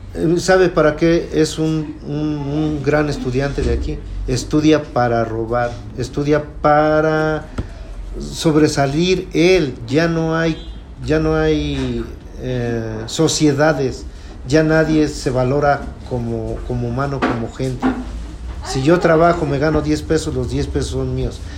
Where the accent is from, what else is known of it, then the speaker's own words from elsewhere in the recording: Huaxingo, Puebla, Mexico; soy de Huaxingo y vivo en Avenida del Carmen, Huaxingo, Puebla